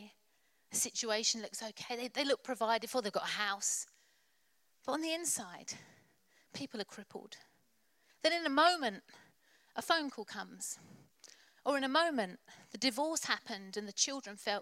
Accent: Colchester, East of England, United Kingdom; I've been born and bred in Colchester.

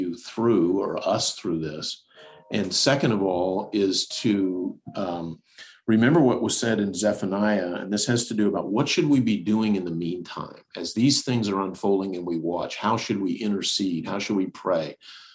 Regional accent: United States; I was born in the United States

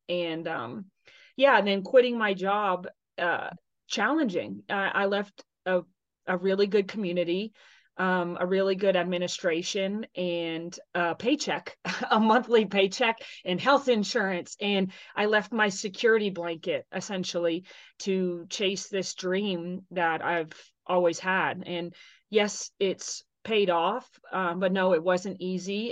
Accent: Texas, United States; moved away as an adult; also born or lived in Tennessee; I'm from Texas originally

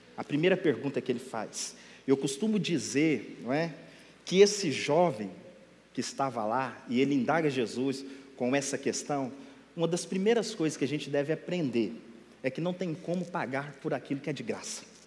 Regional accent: Minas Gerais, Brazil; eu sou mineiro, uai. E lá a nossa comida é bem peculiar

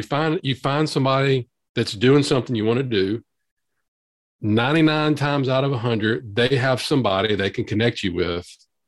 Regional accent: Louisiana, United States; accent: Southern drawl; I'm from Louisiana

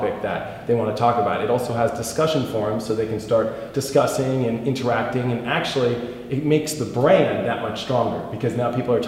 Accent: Los Angeles, California, United States; I'm from Hollywood, California

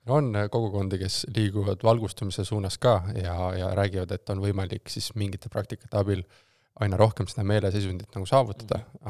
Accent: Tartu, Tartu County, Estonia; moved away as an adult; also born or lived in Tallinn; ma olen siis äh, Tartust äh, pärit, äh, Tartus kasvanud, sündinud ja koolis käinud kuni siis gümnaasiumi lõpuni

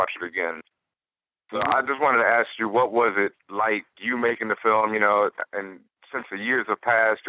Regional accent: Houston, Texas, United States; moved away; I'm from Houston originally

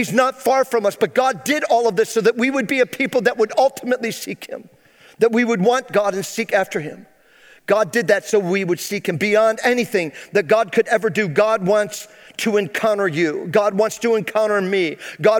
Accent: Phoenix, New York, United States; I was born and raised here in Central New York. I graduated high school here in Phoenix, New York.

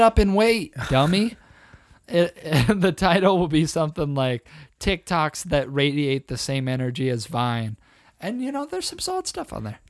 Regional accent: United States; I'm an American

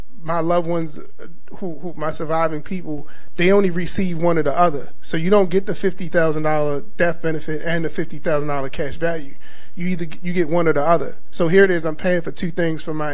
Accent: Baltimore, Maryland, United States; growing up in Baltimore, there's two major churches

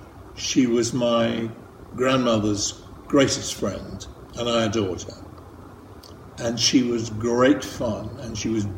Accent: Ireland; moved away as an adult; now in London, United Kingdom; I grew up in Ireland until I came over to England to go to art college. So people in England often think I'm Irish and people in Ireland think I'm English. So I've settled for London Irish.

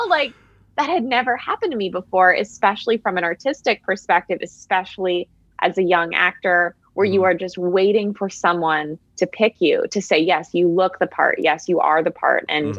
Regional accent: Connecticut, United States; moved away as an adult; also born or lived in New York / San Francisco; I'm from Connecticut originally.

